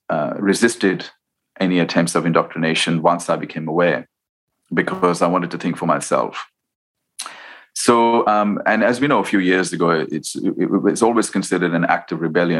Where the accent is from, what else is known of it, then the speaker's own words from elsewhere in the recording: India; growing up in India